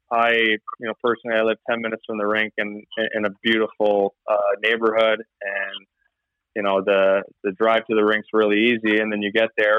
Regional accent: just outside of Toronto, Ontario, Canada; now in Edmonton, Canada; I grew up just outside of Toronto

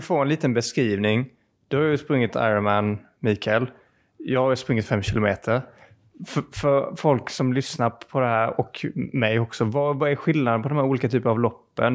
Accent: Sweden; som svensk

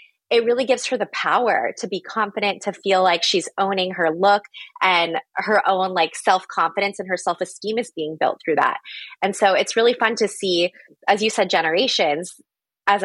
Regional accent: Phoenix, Arizona, United States; I'm from Phoenix.

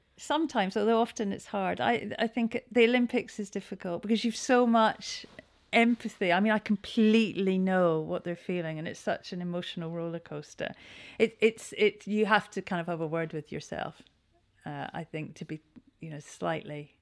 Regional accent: Scotland, United Kingdom; moved away as an adult; now in Cowes, United Kingdom; I am Scottish.

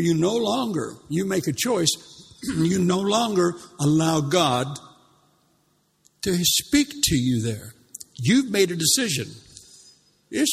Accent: United States; moved away as an adult; when I came over here 31, 32 years ago, I mean, I come from the States

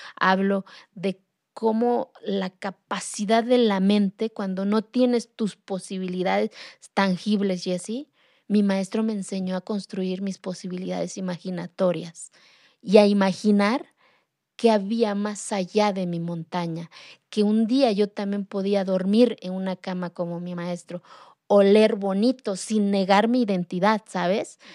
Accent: Santa María Quiegolani, Oaxaca, Mexico; first language Zapotec; Spanish is a second language; moved away; Yo soy de la Sierra de Oaxaca, de una comunidad que se llama Santa María Kiegolani, de la cual me siento orgullosa de hablar mi lengua materna, yo hablo el zapoteco. Yo aprendí a hablar el español ya de grande

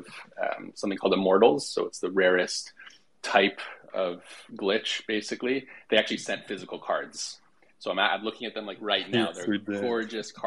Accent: Quebec, Canada; I'm from Quebec, so French is second language.

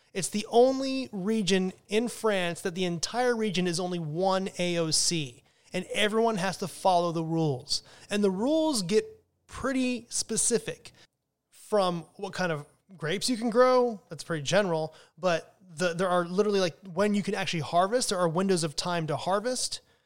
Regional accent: United States; as an American wine drinker

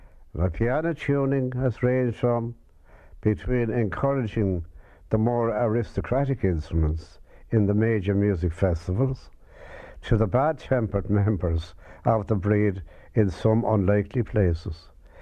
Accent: Bantry, Munster, Ireland; growing up in Bantry

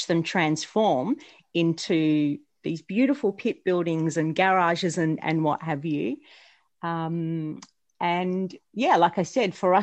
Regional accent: Australia; being an Australian McLaren fan

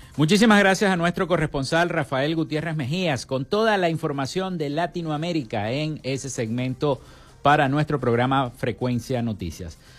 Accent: Maracaibo, Zulia, Venezuela; nuestra ciudad

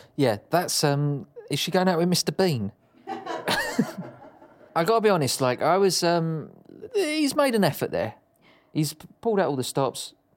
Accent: Dagenham, London, United Kingdom; I grew up in Dagenham.

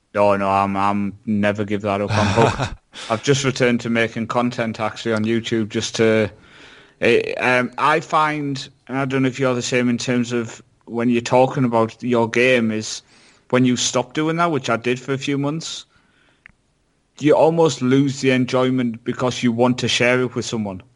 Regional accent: Shildon, North East England, United Kingdom; my hometown Shildon

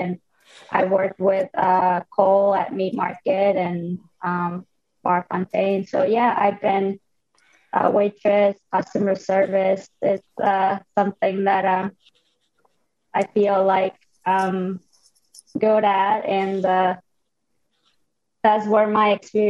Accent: Mexico; now in Cleveland, United States; I grew up in Mexico with pan dulce and empanadas and tacos for breakfast. Absolutely no bagels.

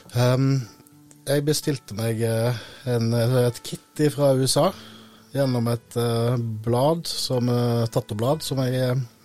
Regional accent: Øystese, Vestland, Norway; also born or lived in Vestfold coast; now in Vestfold, Norway; jeg er fra Øystese i Hardanger

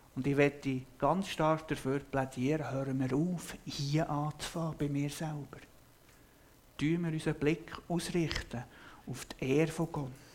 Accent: Switzerland; bei uns in der Schweiz

